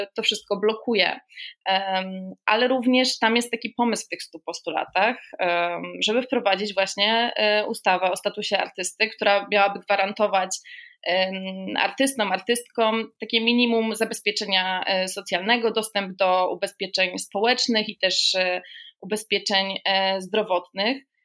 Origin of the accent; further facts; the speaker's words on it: Gdańsk, Pomeranian Voivodeship, Poland; ja jestem gdańszczanką z urodzenia, więc mój tutaj region to Kaszuby